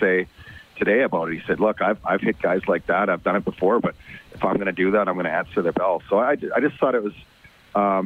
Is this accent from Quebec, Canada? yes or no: no; Red Deer, Alberta, Canada; I grew up in Red Deer